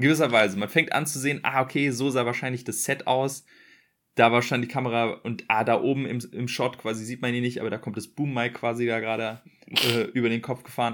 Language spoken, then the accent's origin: German; Berlin, Germany; ich bin in Berlin groß geworden.